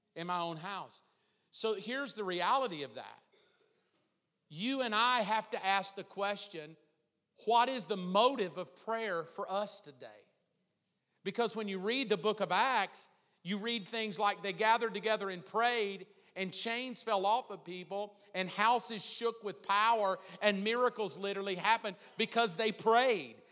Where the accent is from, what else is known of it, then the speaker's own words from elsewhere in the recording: the South, United States; growing up in the South, growing up in church